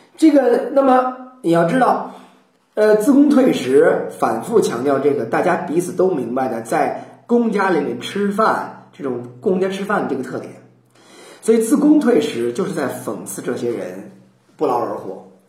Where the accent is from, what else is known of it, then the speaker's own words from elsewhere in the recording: China; 我们中国人